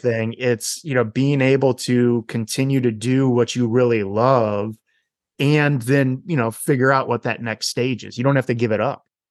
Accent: Wisconsin, United States; my home state of Wisconsin

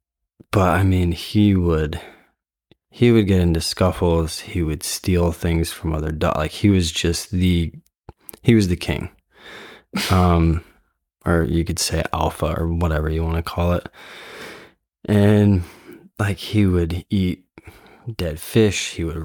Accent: Fairfield, Iowa, United States; We are here in the home that I grew up in the Midwest, in Fairfield, Iowa.

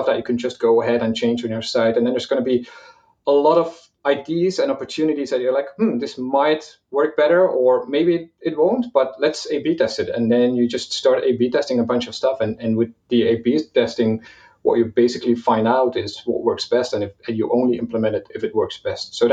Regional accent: Belgium; also born or lived in Malta / Portugal; now in Valencia, Spain; personally, I'm, I'm from Belgium originally. I, I moved around quite a bit. I lived in Malta, I lived in Portugal for a while, and I live in in Valencia, Spain right now.

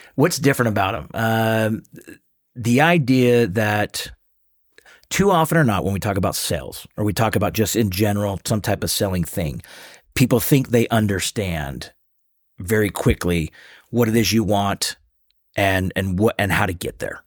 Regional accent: Seattle, Washington, United States; moved away as an adult; now in Salt Lake City, United States; born and raised in Seattle.

